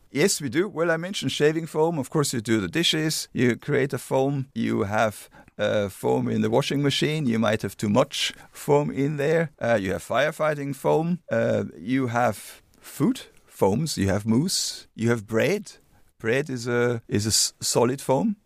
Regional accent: Regensburg, Bavaria, Germany; English is a second language; moved away as an adult; now in Dublin, Ireland; Regensburg, my hometown

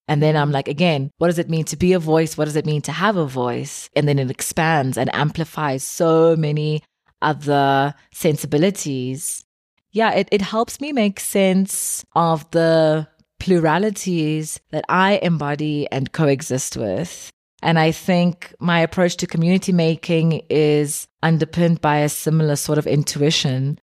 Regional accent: Eastern Cape, South Africa; growing up in South Africa

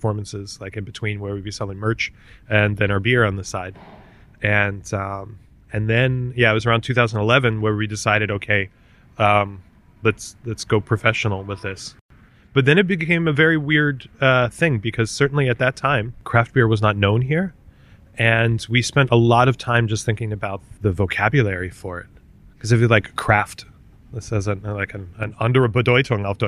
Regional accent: Maryland, United States; moved away as an adult; also born or lived in Washington, D.C.; now in Berlin, Germany; I'm an American from originally Maryland

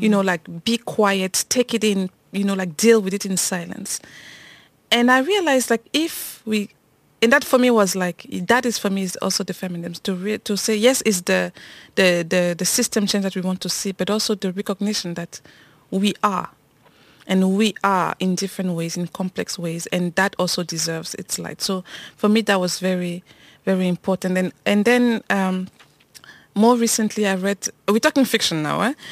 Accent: Cameroon; moved away; also born or lived in France; I grew up in Cameroon

